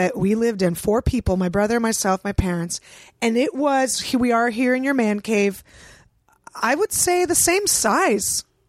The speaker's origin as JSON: {"language": "English", "town": "San Francisco", "region": "California", "country": "United States", "tie": "born or raised there", "said": "I grew up in San Francisco."}